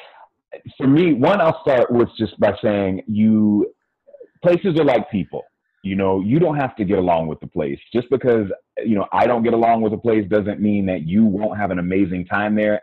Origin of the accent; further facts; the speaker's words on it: United States; first language English; also born or lived in Colombia / Brazil; I am Black American